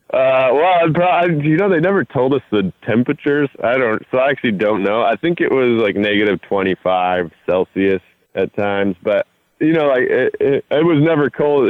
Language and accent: English; North Idaho, United States; I grew up in North Idaho, so it's just 90 miles south of Canada